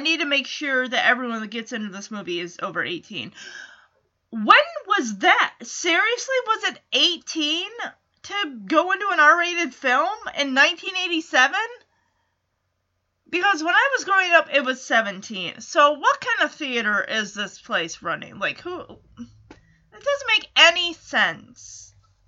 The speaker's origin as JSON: {"language": "English", "town": "Lowell", "region": "Massachusetts", "country": "United States", "tie": "born or raised there", "said": "this theater I went to when I was growing up in Lowell"}